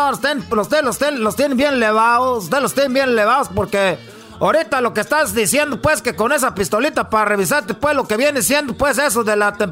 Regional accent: Michoacán, Mexico

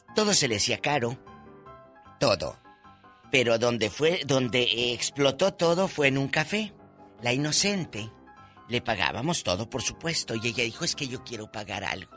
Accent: Matamoros, Tamaulipas, Mexico; now in California, United States; Matamoros, que es mi tierra

